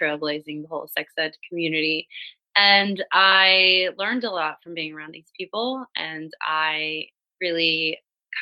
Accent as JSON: {"language": "English", "town": "Miami", "region": "Florida", "country": "United States", "tie": "born or raised there", "moved": "as an adult", "lives_now": "Europe", "said": "I grew up in Miami, so very, very sexy, sexualized city, but within a very conservative state"}